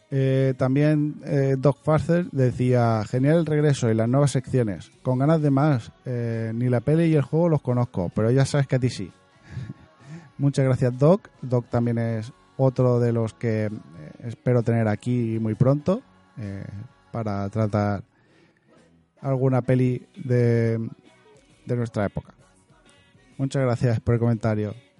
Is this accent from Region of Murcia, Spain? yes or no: yes; Region of Murcia, Spain; soy murciano